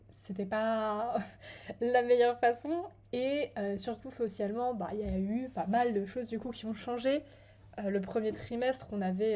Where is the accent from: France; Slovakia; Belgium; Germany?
France; moved away as an adult; j'étais chez moi en France, dans ma maison, j'avais ma chambre